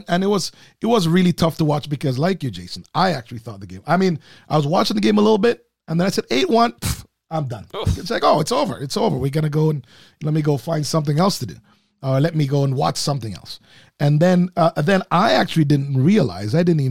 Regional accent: Toronto, Ontario, Canada; I'm Canadian and you know, Torontonian.

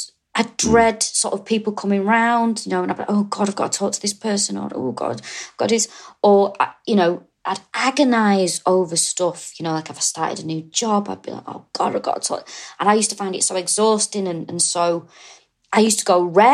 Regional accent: Manchester, North West England, United Kingdom; moved away as an adult; now in London, United Kingdom; I was brought up in Manchester, lived there all my life

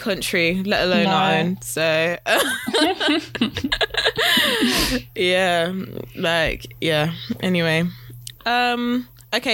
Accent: United Kingdom; I'm black British.

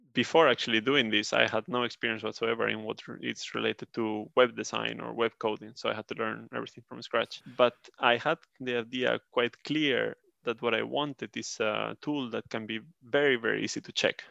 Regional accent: Spain; moved away as an adult; now in Sweden; I'm from Spain, but I live in, uh, Sweden

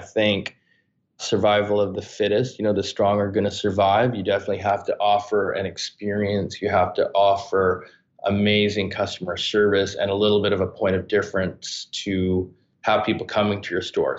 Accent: Canada; I'm this kid from Canada.

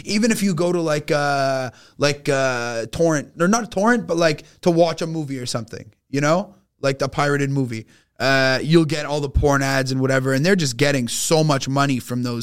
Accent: Quebec, Canada; I was from Quebec

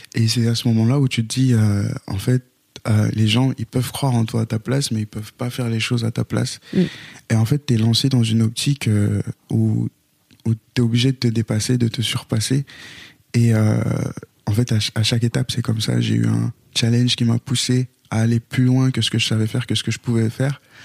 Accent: Haiti; je suis né en Haïti et chez les Haïtiens, le dernier

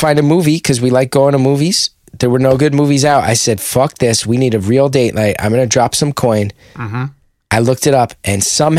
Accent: West Orange, New Jersey, United States; It's a part of growing up in West Orange.

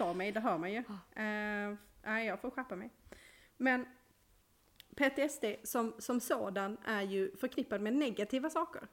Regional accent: Malmö, Skåne, Sweden; jag är ju från Malmö och där badar vi i havet

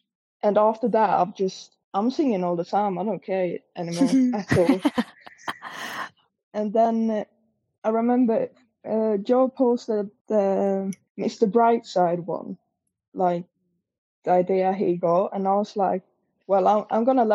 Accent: Sweden; I'm a fan from Sweden

